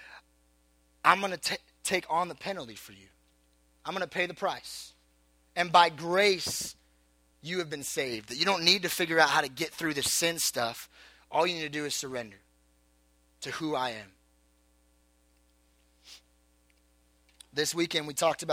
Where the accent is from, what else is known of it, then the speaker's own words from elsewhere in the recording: Southern California, United States; I was born in Southern California